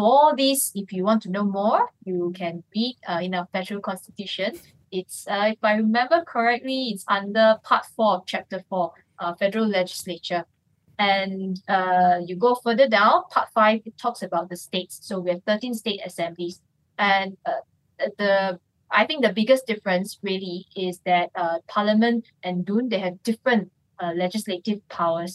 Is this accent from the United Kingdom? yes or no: no; Johor, Malaysia; I'm from Johor